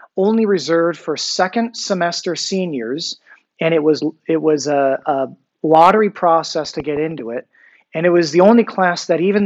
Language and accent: English; San Diego, California, United States; moved away; also born or lived in New York / Philadelphia / Midwest; Born and raised in San Diego